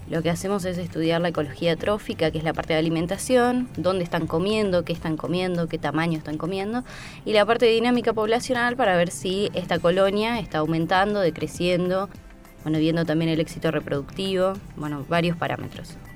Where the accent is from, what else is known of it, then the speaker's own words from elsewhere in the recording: Azul, Buenos Aires Province, Argentina; moved away as an adult; also born or lived in La Plata; now in Trevelin, Argentina; yo soy de Azul, estudié en la ciudad de La Plata y ahora estoy también viviendo en, eh, Trevelin, entre pero trabajo en Esquel